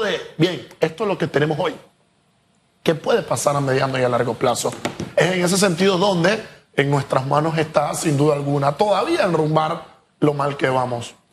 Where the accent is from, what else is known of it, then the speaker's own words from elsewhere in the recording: Panama; nosotros como panameños